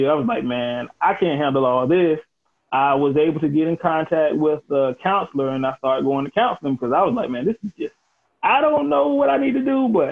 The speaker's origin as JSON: {"language": "English", "town": "Elizabeth City", "region": "North Carolina", "country": "United States", "tie": "born or raised there", "said": "started my own firm in my hometown of Elizabeth City, North Carolina"}